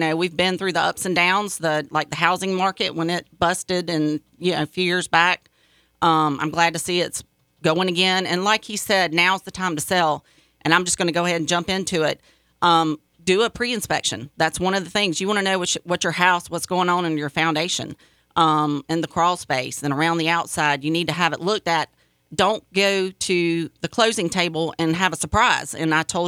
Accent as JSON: {"language": "English", "town": "Lexington", "country": "United States", "tie": "born or raised there", "said": "I was born and raised in Lexington"}